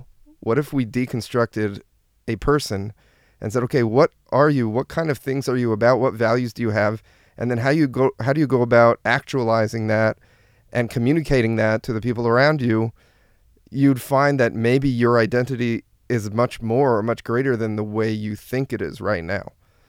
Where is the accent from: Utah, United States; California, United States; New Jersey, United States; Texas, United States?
New Jersey, United States; moved away as an adult; now in Israel; I'm originally from New Jersey, and I made an aliyah to Israel around almost 10 years to the day, and I've been here for 11 years, and I'm here with my wife and five kids.